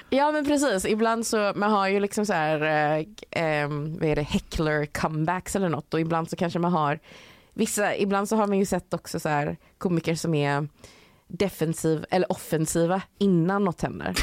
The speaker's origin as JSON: {"language": "Swedish", "country": "Sweden", "also_born_or_lived": "London", "moved": "as an adult", "said": "jag är svensk"}